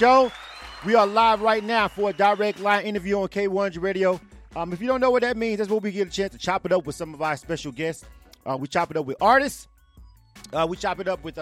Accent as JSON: {"language": "English", "region": "the South", "country": "United States", "tie": "born or raised there", "lives_now": "Atlanta, United States", "said": "I'm from the South. Right. So, you know, yeah, I'm born and raised in the South"}